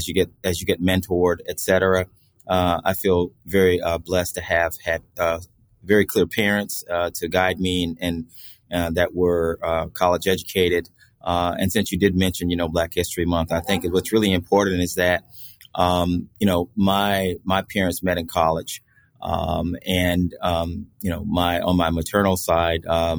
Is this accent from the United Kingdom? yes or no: no; Florida, United States; moved away as an adult; also born or lived in Chicago; I am a native Floridian